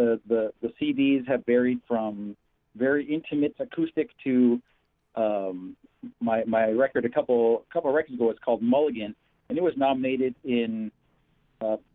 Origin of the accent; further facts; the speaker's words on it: United States; also born or lived in Niagara Falls, New York; now in Western New York, United States; growing up on Standing Rock